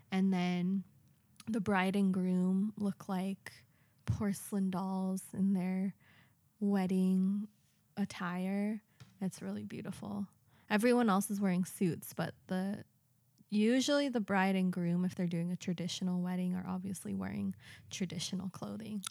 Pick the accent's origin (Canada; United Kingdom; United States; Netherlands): United States; now in Japan; I'm American